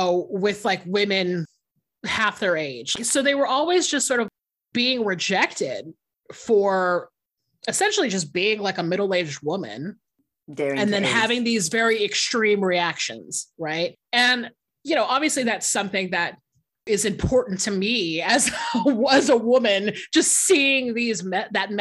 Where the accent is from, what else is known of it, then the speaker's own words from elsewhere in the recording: the South, United States; I'm from the South